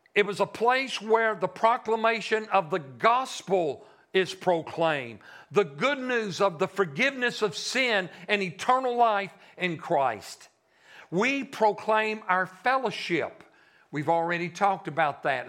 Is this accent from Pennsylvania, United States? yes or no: no; Shreveport, Louisiana, United States; moved away; I'm a Yankee. I'm from Shreveport